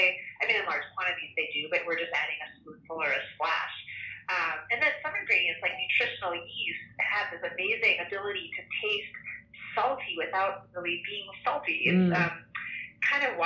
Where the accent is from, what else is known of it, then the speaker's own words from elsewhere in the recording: Chicago, Illinois, United States; I grew up in Chicago